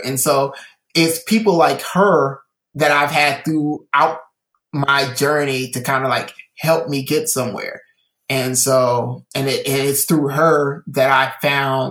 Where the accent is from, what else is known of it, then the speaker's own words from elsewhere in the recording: Illinois, United States; also born or lived in California; I came from California to Illinois.